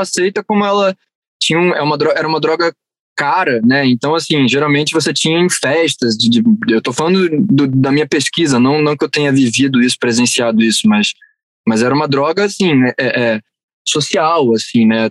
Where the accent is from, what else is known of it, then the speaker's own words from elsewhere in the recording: Rio de Janeiro, Brazil; also born or lived in Barra da Tijuca, Rio de Janeiro; eu passei minha vida inteira, minha infância inteira na Tijuca, cresci lá